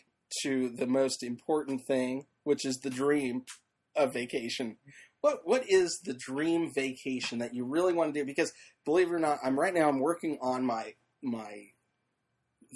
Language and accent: English; California, United States; now in Florida, United States; I'm from California originally